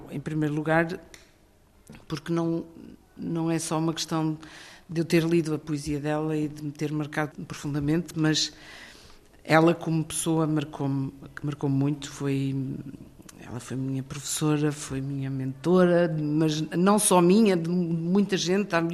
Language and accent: Portuguese; Centro, Portugal; Esta tília existe na aldeia onde, ou na vila onde eu fui criada, na Serra da Estrela.